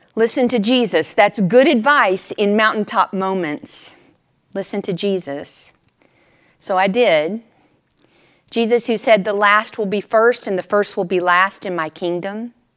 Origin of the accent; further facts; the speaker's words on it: Texas, United States; moved away; they knew I was from Texas